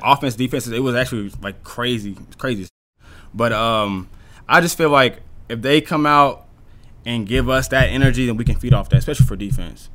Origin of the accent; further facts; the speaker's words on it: Dallas, Texas, United States; moved away; I'm from Dallas